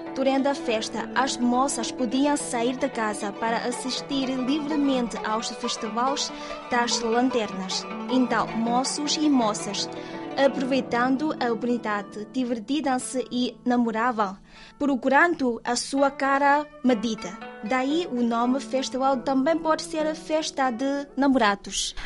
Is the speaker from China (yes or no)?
yes; southeast China, China; Portuguese is a second language; moved away; Em alguns lugares do sudeste da China, como na minha terra natal